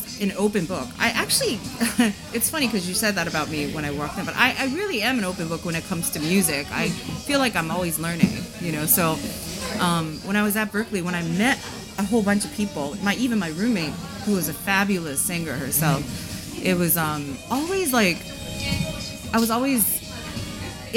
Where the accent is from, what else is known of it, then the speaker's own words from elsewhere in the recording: Japan; moved away; I was born and raised in Japan